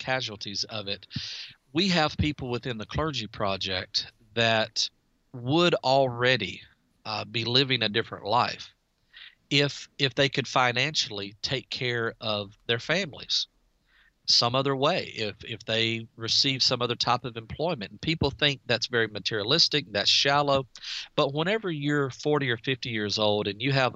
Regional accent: DeRidder, Louisiana, United States; I'm from DeRidder, Louisiana, and we have 10,000 residents

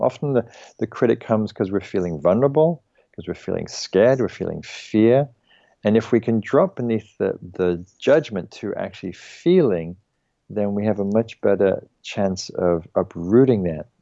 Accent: England, United Kingdom; I'm English

